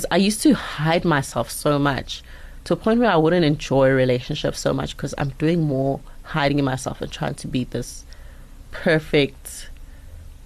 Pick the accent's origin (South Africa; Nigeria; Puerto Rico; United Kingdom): South Africa; Mpumalanga; I grew up in Mpumalanga